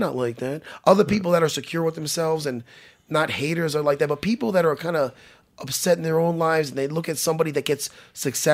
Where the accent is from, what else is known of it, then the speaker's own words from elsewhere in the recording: New York, United States; I'm from New York.